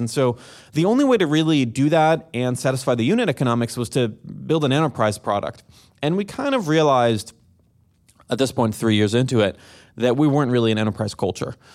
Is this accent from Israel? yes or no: yes; Jerusalem, Jerusalem District, Israel; moved away as an adult; I'm originally from Jerusalem, Israel, born and raised